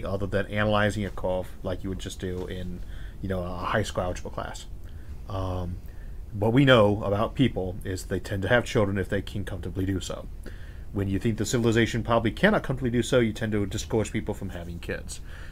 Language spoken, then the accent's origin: English; Ohio, United States; also born or lived in California; I was born in California and raised in Ohio.